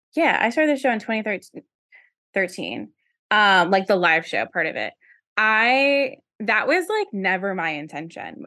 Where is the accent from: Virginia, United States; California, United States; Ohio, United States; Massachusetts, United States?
Virginia, United States; moved away; I don't know who I'd be if I had stayed in Virginia, like, my whole life